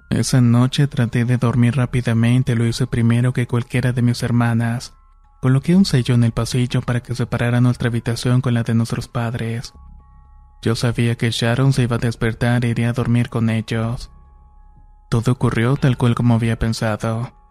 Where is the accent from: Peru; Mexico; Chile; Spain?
Mexico; Cambay, State of Mexico; de Cambay, Estado de México.